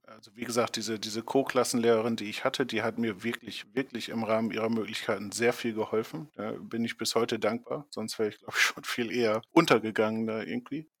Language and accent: German; Leer, Lower Saxony, Germany; hier in der Nähe äh, meiner Heimatstadt Leer eine Oberschule